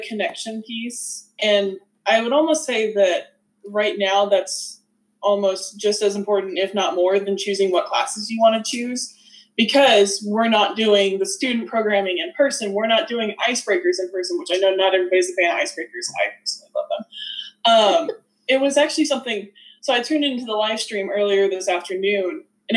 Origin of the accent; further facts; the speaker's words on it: Southeastern Kansas, United States; accent: Southerner; moved away; also born or lived in Northeastern Oklahoma; Southeastern Kansas, but Northeastern Oklahoma.